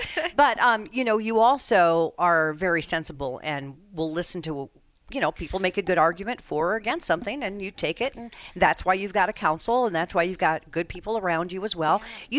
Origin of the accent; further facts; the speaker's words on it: Colorado, United States; now in Connecticut, United States; my home state of Colorado.